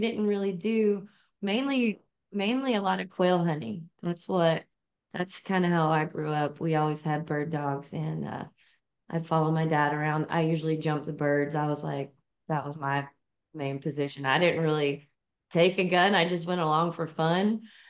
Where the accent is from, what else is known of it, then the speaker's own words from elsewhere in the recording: Santa Claus, Indiana, United States; Like Cody said, I grew up here in Southern Indiana. We're talking about Christmas. I'm actually right in Santa Claus, Indiana. So, born and raised in this area.